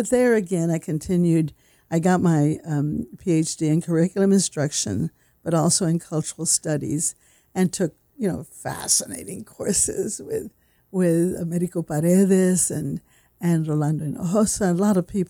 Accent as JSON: {"language": "English", "town": "San Antonio", "region": "Texas", "country": "United States", "tie": "born or raised there", "said": "I grew up in San Antonio, that is considered South Texas"}